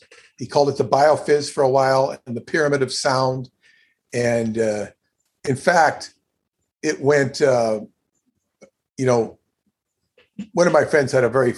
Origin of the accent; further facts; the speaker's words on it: California, United States; moved away as an adult; also born or lived in Long Island, New York; I'm not from Long Island. I'm from California